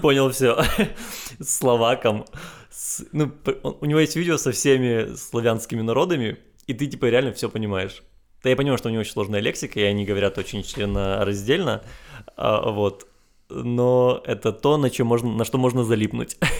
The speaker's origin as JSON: {"language": "Russian", "town": "Chornomorsk", "region": "Odesa Oblast", "country": "Ukraine", "said": "я из Ильичевска"}